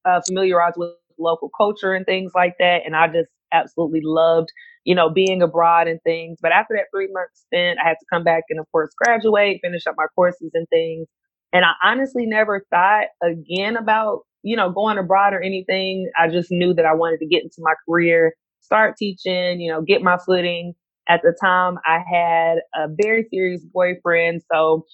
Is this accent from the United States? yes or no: yes; Gastonia, North Carolina, United States; moved away as an adult; now in Abu Dhabi, United Arab Emirates; I am from Gastonia, North Carolina, a small town, 704